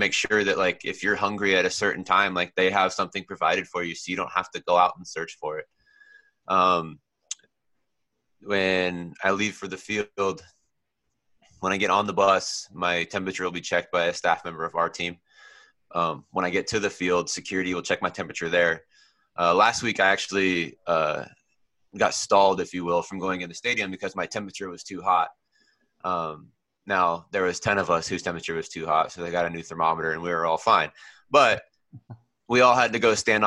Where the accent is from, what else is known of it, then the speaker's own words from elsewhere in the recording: Oregon, United States; also born or lived in California; Californian born and Oregon raised